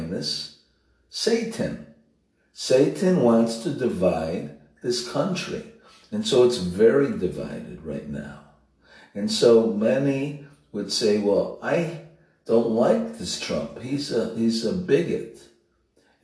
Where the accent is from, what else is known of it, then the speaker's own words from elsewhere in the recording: Chicago, Illinois, United States; I'm from Chicago